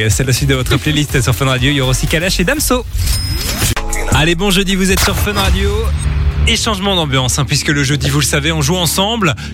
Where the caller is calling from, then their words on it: Gilly, Wallonia, Belgium; je suis de Gilly, dans la région de Charleroi.